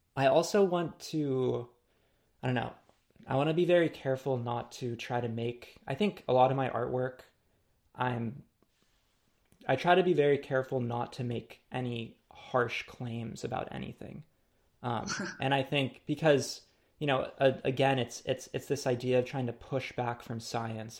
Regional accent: Los Angeles, California, United States; growing up in Los Angeles

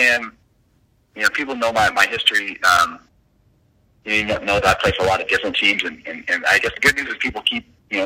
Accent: Provo, Utah, United States; moved away; BYU, which is my hometown

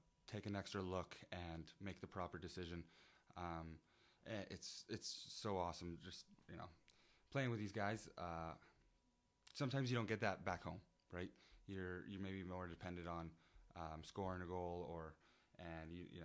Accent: Surrey, British Columbia, Canada; from Surrey, British Columbia.

